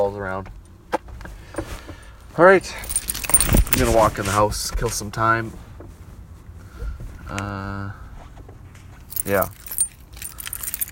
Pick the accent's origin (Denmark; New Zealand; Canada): Canada; I'm Canadian